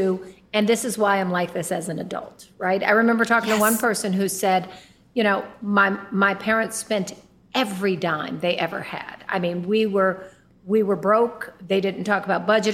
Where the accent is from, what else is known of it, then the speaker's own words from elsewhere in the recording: Oakland, California, United States; I was born in East Oakland, California.